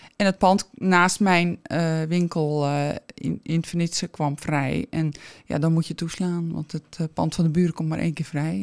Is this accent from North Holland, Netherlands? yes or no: yes; Alkmaar, North Holland, Netherlands; Ik ben geboren aan het Verdronken Noord